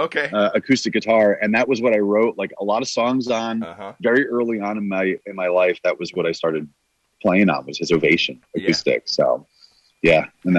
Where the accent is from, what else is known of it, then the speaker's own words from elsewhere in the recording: New Jersey, United States; Northern New Jersey.